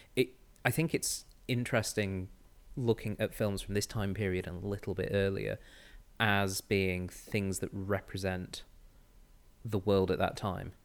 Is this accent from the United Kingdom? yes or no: yes; Manchester, North West England, United Kingdom; I'm from Manchester